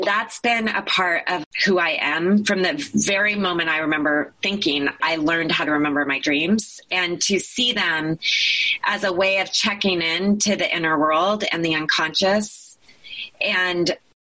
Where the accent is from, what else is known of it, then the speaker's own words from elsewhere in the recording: Eugene, Oregon, United States; also born or lived in Taos, New Mexico; the motivation to move to Eugene, Oregon